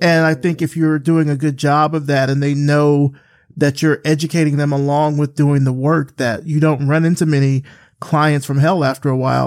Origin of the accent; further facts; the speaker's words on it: Selma, Alabama, United States; I grew up in Selma from Alabama, South Central Alabama